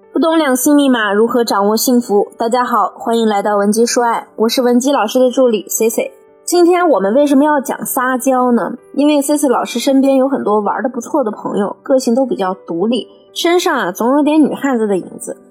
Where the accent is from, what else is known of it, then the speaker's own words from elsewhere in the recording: China; 我们中国人